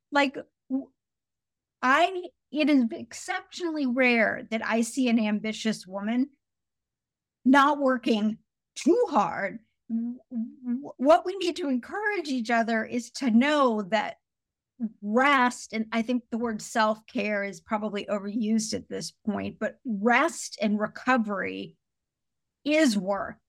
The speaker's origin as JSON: {"language": "English", "region": "Indiana", "country": "United States", "tie": "born or raised there", "said": "I grew up in a really small, very white town in Indiana"}